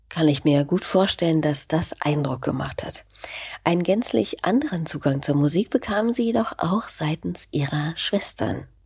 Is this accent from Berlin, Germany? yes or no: yes; Berlin, Germany; Als Berlinerin